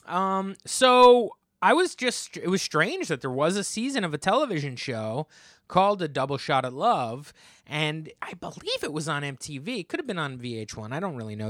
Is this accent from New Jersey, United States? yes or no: yes; Monmouth County, New Jersey, United States; also born or lived in Hazlet, New Jersey; townships in Monmouth County, New Jersey, where I grew up